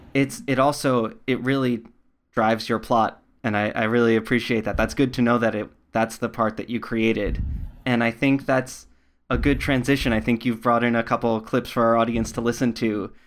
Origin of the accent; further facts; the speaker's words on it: New York, United States; I grew up in New York, not in the city